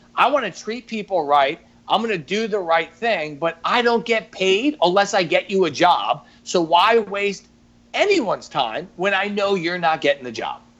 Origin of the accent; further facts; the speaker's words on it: New York, United States; now in Baltimore, United States; as a New Yorker, born and raised, you know, I got that edginess